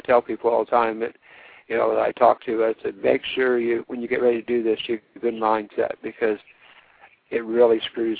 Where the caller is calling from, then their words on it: Ohio, United States; I'm calling from Ohio.